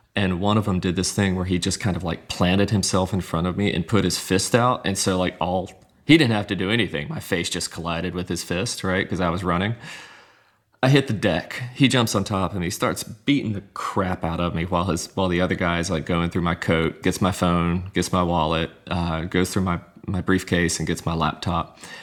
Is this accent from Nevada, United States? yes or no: no; Hattiesburg, Mississippi, United States; moved away as an adult; the city of Hattiesburg, which is my hometown